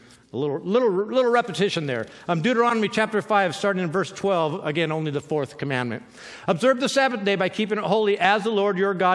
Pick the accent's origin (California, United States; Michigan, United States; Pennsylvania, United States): California, United States; I'm from California